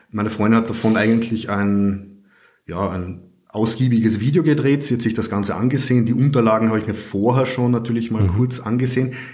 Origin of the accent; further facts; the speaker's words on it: Carinthia, Austria; now in Vienna, Austria; Ich komme ursprünglich aus Kärnten, wohne aber jetzt schon seit ja, 12 oder 13 Jahren in Wien